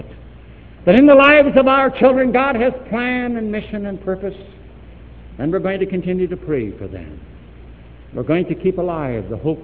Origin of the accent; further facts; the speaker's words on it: East St. Louis, Illinois, United States; also born or lived in Chicago, Illinois; We grew up there in East St. Louis.